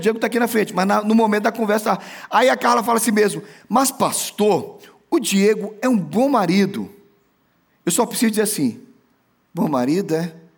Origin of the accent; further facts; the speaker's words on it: Brazil; moved away; Eu conheço a minha terra e eu conheço o Nordeste